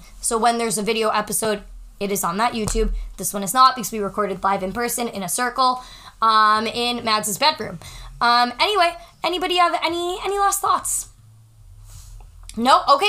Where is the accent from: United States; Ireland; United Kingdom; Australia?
United States; New England; I'm from New England.